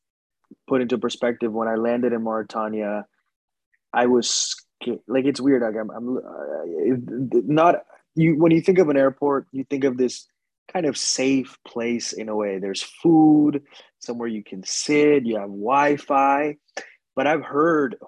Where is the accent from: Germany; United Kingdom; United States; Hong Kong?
United States; I'm American